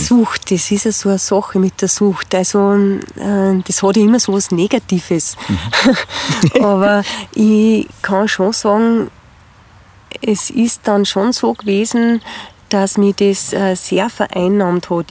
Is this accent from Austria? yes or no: yes; Spital am Pyhrn, Upper Austria, Austria; in Spital am Büren in meiner Heimatgemeinde